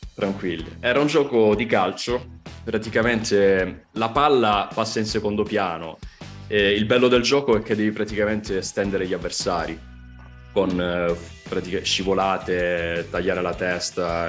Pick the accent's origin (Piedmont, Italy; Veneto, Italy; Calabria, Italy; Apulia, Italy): Calabria, Italy; Crotone; io sono di Crot- vengo da Crotone